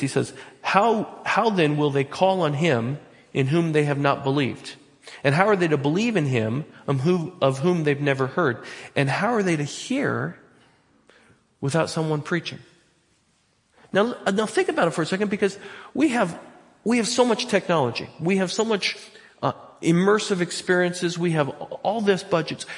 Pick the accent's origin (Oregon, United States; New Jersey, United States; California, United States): Oregon, United States; Butte Falls; I'm from Butte Falls.